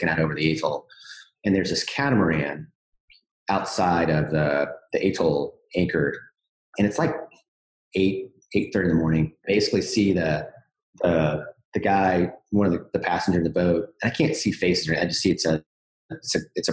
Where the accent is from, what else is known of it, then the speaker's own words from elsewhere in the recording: Jacksonville, Florida, United States; I grew up in Jacksonville